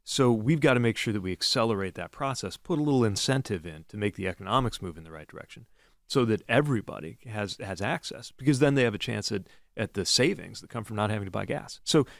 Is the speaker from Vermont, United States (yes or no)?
no; Indiana, United States; I'm literally from Indiana, and I'm literally a dad. We're Midwestern dads.